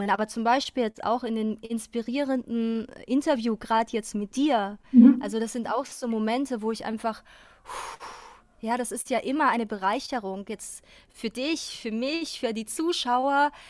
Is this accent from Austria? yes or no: yes; Austria; es ist auch meine, meine Heimat Österreich